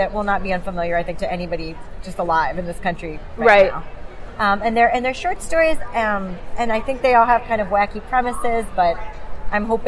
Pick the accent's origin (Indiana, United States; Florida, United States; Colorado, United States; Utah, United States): Florida, United States; South; I grew up in South Florida